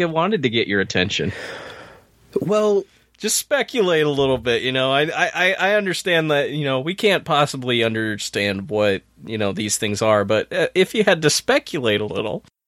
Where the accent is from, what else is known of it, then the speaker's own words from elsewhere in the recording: Saranac Lake, New York, United States; my neck of the woods in my hometown